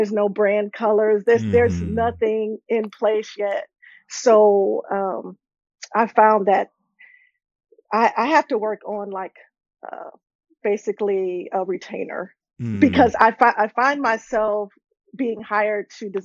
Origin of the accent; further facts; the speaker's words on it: Miami, Florida, United States; I'm originally from Miami, Florida